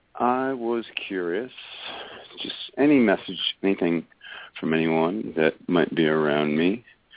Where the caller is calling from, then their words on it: North Carolina, United States; I'm calling from North Carolina.